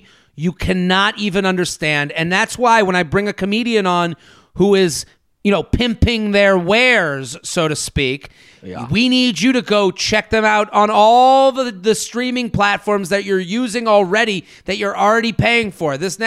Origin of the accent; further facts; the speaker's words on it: New England, United States; As a New England native, yeah. I know the snow cycle